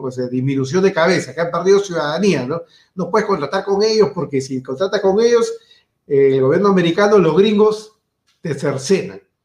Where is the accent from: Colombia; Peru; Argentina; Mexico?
Peru